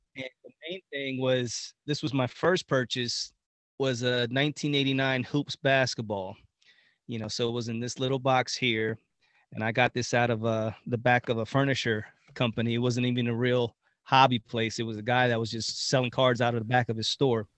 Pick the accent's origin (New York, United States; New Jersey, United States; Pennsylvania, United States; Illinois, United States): Pennsylvania, United States; Reading; we are actually uh, born in Reading, Pennsylvania